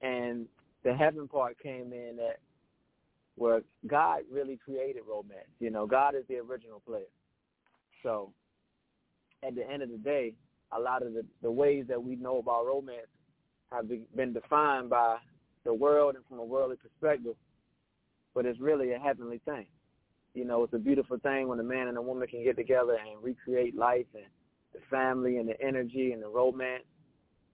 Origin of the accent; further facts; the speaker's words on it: Virginia, United States; I'm from Virginia